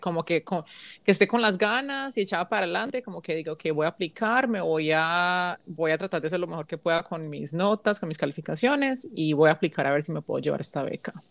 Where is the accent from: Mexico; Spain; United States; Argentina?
United States; also born or lived in Colombia / South Korea; Yo crecí en los Estados Unidos